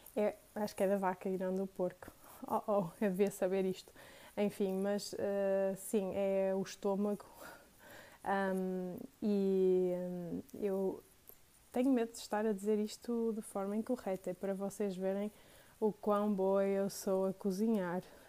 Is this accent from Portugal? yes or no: yes; Porto, Norte, Portugal; also born or lived in Matosinhos / Vila Nova de Gaia; eu sou do Porto, moro no Porto, nasci no Porto, uh, fui criada no Porto